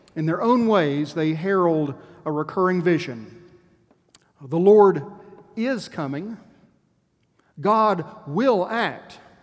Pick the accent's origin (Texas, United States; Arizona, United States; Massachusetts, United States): Texas, United States; As a Texan